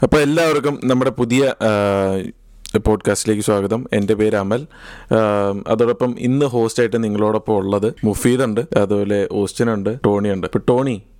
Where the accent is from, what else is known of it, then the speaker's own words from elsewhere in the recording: Vadakkanchery, Kerala, India; moved away as an adult; now in Edinburgh, United Kingdom; നാട് പാലക്കാടാണ് പാലക്കാട് വടക്കഞ്ചേരിയാണ് സ്ഥലം